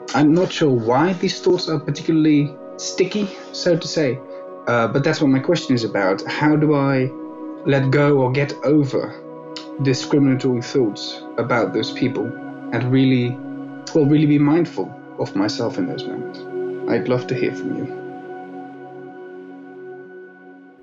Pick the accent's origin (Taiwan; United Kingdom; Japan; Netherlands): Netherlands; I'm from the Netherlands